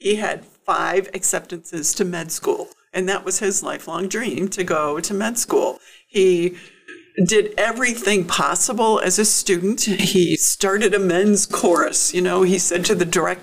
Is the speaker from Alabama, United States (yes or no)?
no; Tiffin, Ohio, United States; also born or lived in Buffalo, New York; now in Defiance, United States; I grew up in Tiffin and went to Ohio Northern University, moved away